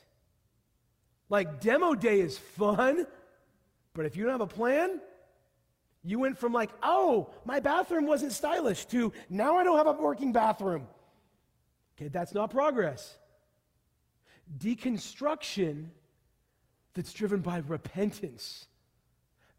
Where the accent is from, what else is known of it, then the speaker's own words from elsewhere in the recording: Pacific Northwest, United States; I grew up in the Pacific Northwest.